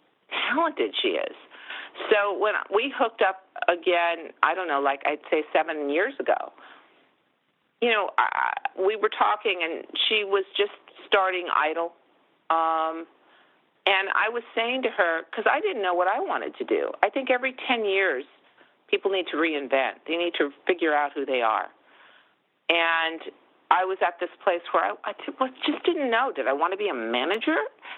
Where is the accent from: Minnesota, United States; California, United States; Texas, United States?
California, United States; Los Angeles; moved away as an adult; also born or lived in New York; I'm from the Valley. I used to be embarrassed about that. Like, I grew up so deeply in the Valley that I just wanted to live closer to Ventura Boulevard.